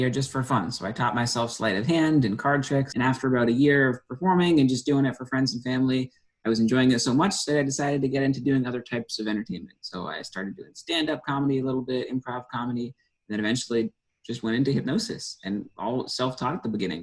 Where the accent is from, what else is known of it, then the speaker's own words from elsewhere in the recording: New Hampshire, United States; moved away as an adult; now in Santa Monica, United States; originally born and raised in New Hampshire